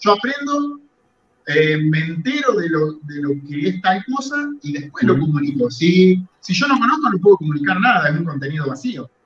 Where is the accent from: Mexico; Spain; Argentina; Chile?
Argentina; Las Rosas, Santa Fe; moved away as an adult; now in Puerto Rico; la ciudad donde yo nací, que es Las Rosas, en la provincia de Santa Fe, en Argentina